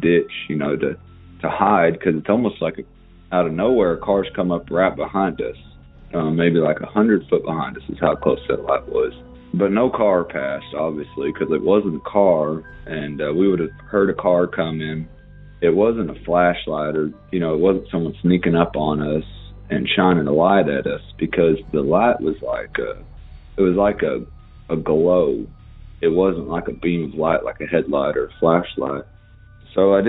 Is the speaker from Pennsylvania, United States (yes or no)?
no; Arkansas, United States; I'm from Arkansas. I live up in the Ozark Mountains, a very rural community